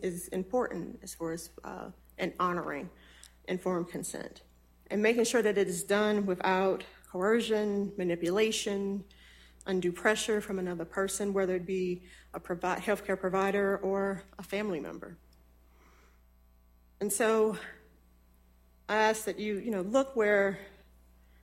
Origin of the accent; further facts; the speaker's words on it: Natchez, Mississippi, United States; I was born in Mississippi in the oldest city along the Mississippi River